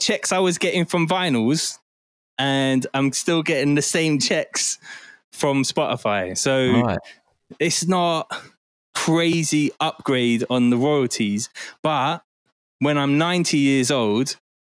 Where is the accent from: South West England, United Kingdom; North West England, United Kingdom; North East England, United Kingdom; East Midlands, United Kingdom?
South West England, United Kingdom; Bristol; also born or lived in Forest Gate, London; I was born in Forest Gate and then I moved to St. Paul's in Bristol and I was raised there.